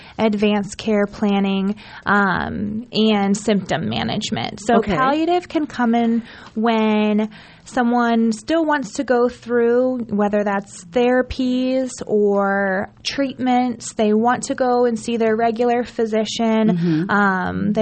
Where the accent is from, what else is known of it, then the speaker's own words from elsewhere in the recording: Lincoln, Nebraska, United States; moved away as an adult; also born or lived in Arkansas; now in Omaha, United States; I'm from Lincoln originally, moved away after high school down to the South